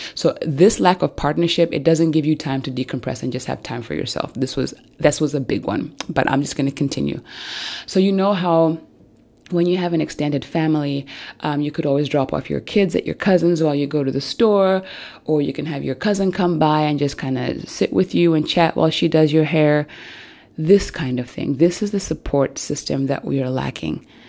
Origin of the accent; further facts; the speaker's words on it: Zambia; now in Germany; I come from Zambia, but I live in Germany, and I do not have my family and my extended family here with me